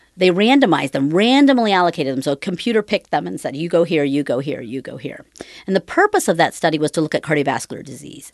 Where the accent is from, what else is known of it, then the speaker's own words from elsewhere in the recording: Cambridge, Ohio, United States; was born and raised in Cambridge, Ohio, which is southeastern Ohio